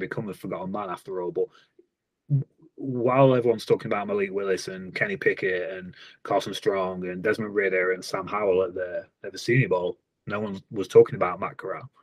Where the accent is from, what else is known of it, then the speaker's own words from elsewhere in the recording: England, United Kingdom; I'm an English guy